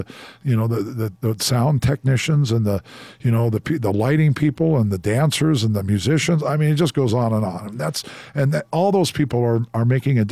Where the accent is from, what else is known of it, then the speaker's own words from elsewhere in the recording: Seattle, Washington, United States; now in Las Vegas, United States; I come from Washington State. So I'm used to, you know, Seattle when I was a young boy